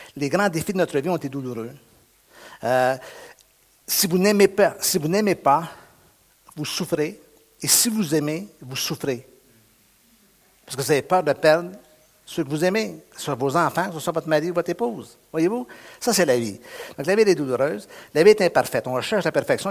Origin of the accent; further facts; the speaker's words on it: Montreal region, Quebec, Canada; je suis du Québec, je suis de la région de Montréal